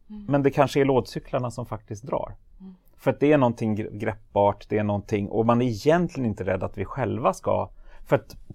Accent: Sweden; Jag var enda svensk tror jag

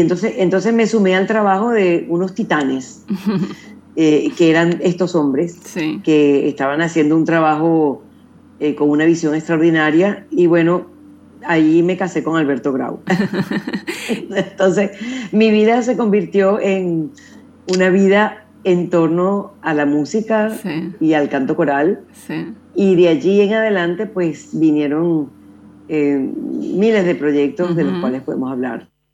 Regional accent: Venezuela; existieron también otras fundaciones eh, en mi país, la Fundación Vinicio Dames

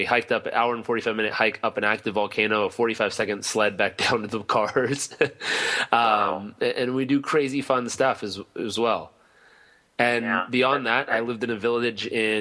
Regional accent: Southern California, United States; I grew up in Southern California

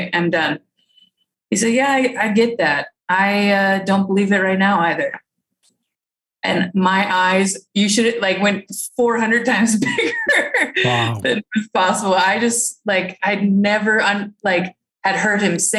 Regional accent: northern Minnesota, United States; I was born and raised in Minnesota, northern Minnesota

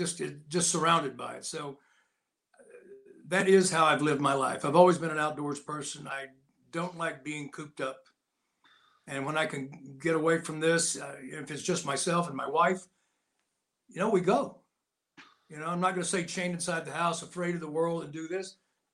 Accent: United States; I was born in a log cabin, so yeah, I was, and in the mountains, and I grew up there

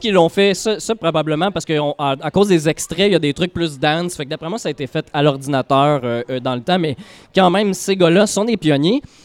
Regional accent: L'Assomption, Quebec, Canada; also born or lived in Saint-Gérard-Majella; à l'Assomption, ma ville natale

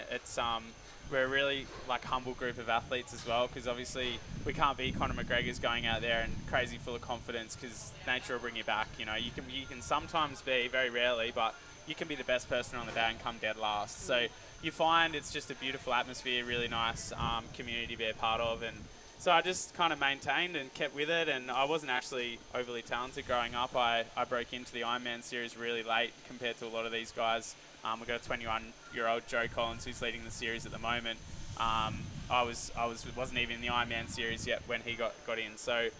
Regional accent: Hobart, Tasmania, Australia; I grew up in Hobart, Tasmania, so we've only got 2 surf clubs down there.

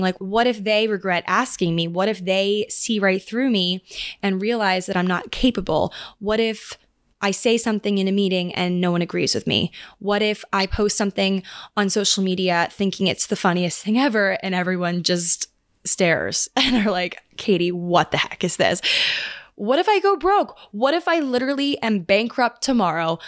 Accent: Maryland, United States; now in New York, United States; I'm going back home again to Maryland

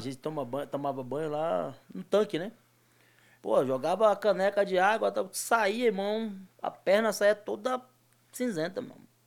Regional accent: Muniz Ferreira, Bahia, Brazil; moved away; also born or lived in Nazaré das Farinhas; eu convivi a minha infância toda em Muniz Ferreira

